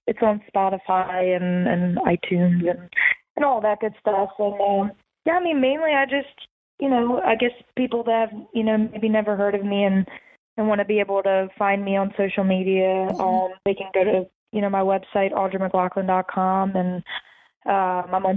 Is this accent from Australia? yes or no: no; right outside of the Philadelphia area, Pennsylvania, United States; I grew up in right outside of the Philadelphia area